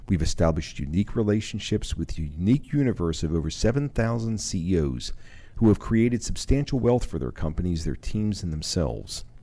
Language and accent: English; Powell, Wyoming, United States; moved away; I'm originally from Powell, Wyoming.